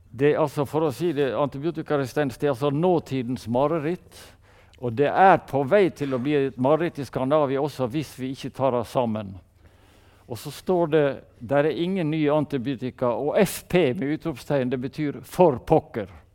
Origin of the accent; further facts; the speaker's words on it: Sunnmøre, Møre og Romsdal, Norway; vi er sunnmøringer